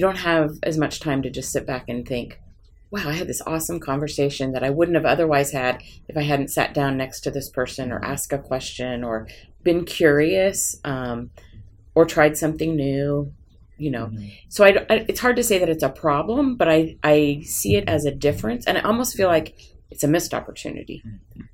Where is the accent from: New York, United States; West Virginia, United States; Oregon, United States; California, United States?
Oregon, United States; Portland; I grew up in Portland